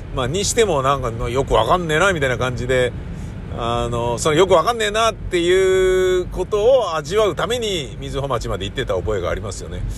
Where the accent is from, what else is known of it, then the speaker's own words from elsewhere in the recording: Tokyo, Japan; also born or lived in Kichijoji, Musashino; 東京のね、中野区大和町の、まあ、使ってた駅は高円寺だけど、中野区大和町で育ったんですけど